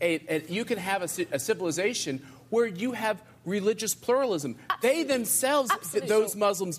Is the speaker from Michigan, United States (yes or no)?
no; Kansas, United States; I'm from Kansas.